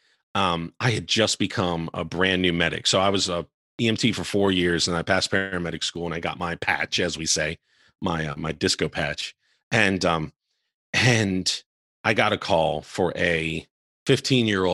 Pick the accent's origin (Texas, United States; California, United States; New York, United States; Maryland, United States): Maryland, United States; Baltimore; now in Charleston, United States; I'm from the Baltimore, Baltimore, D.C. area